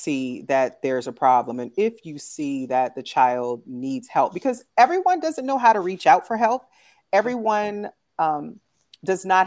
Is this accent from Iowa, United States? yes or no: no; San Francisco, California, United States; moved away as an adult; also born or lived in Dallas, Texas; now in New Haven, United States; I'm actually originally from San Francisco, California